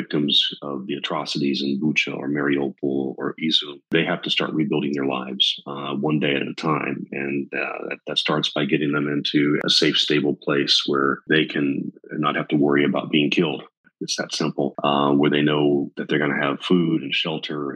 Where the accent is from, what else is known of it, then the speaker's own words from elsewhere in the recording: United States; moved away as an adult; now in Kyiv, Ukraine; as an American